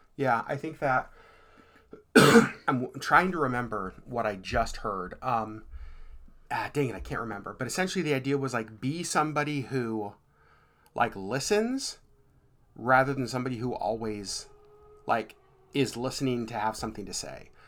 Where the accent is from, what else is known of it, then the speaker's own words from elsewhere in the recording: Anchorage, Alaska, United States; I was raised here in Anchorage